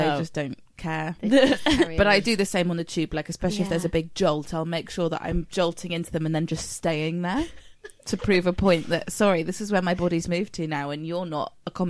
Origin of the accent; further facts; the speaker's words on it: United Kingdom; because we're British